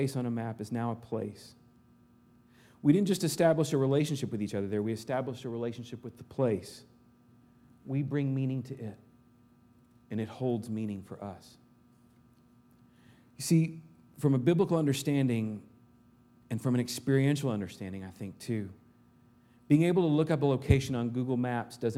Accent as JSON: {"language": "English", "region": "Arkansas", "country": "United States", "tie": "born or raised there", "moved": "yes", "said": "back home in Arkansas"}